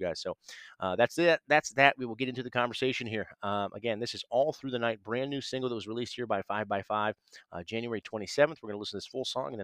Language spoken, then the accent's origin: English; Ohio, United States; state of Ohio, my home state.